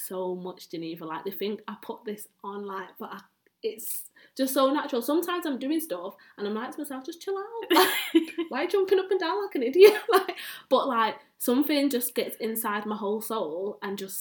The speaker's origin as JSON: {"language": "English", "town": "Manchester", "region": "North West England", "country": "United Kingdom", "said": "I am from Manchester, and within Manchester, I live in Longside"}